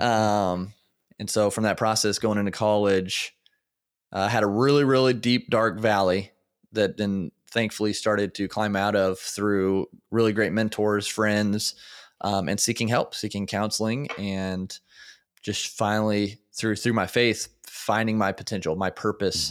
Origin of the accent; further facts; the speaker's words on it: Indiana, United States; born and raised in Indiana